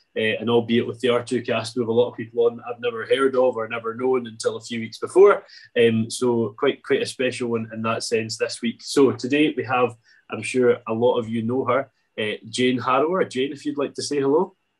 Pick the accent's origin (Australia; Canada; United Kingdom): United Kingdom; Arran, Scotland; I'm from Arran